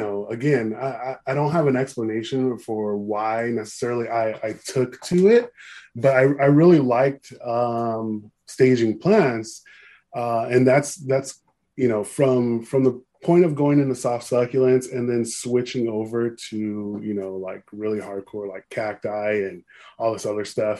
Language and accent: English; Upland, California, United States; I grew up in Upland